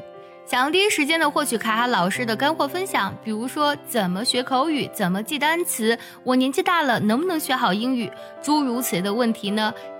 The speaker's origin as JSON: {"language": "Chinese", "country": "China", "said": "我们中国人叠被子的方式跟老外是不太一样的，"}